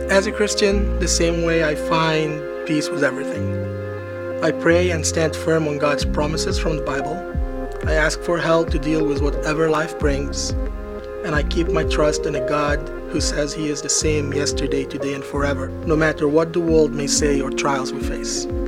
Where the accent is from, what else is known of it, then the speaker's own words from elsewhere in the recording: Cyprus; also born or lived in Beirut, Lebanon; now in United States; I was born in Beirut, Lebanon. I grew up in Cyprus, and currently I live in the United States.